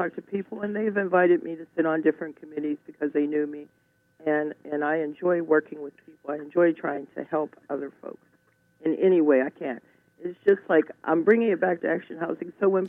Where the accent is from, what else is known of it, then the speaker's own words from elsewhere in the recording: Alabama, United States; born there; As I said, I was born down south in Alabama, and there's such a family feeling down there, and it carries over, and it's always been part of me.